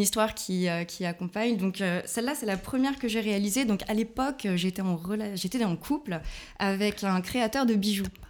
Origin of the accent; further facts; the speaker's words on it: Lyon, Auvergne-Rhône-Alpes, France; moved away as an adult; now in Berlin, Germany; je viens de Lyon, une vraie croix-roussienne